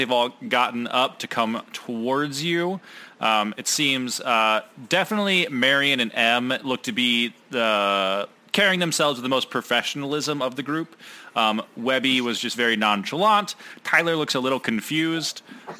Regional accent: United Kingdom; I am British. I can't do accents.

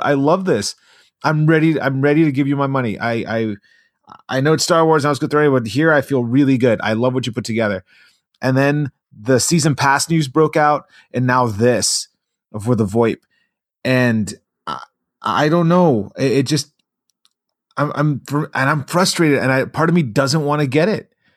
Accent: Long Beach, California, United States; I grew up in Long Beach

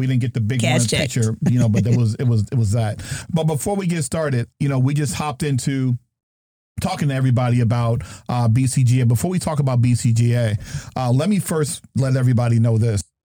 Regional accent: New Jersey, United States; But that's not really how I talk. I'm from Jersey. You know what I mean?

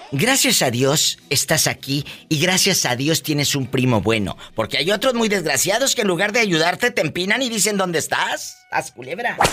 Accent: Matamoros, Tamaulipas, Mexico; mi tierra es Matamoros, Tamaulipas

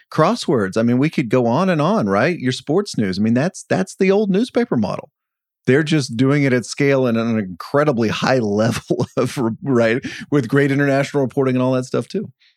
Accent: Dallas, Texas, United States; moved away; I grew up in Dallas-Fort Worth

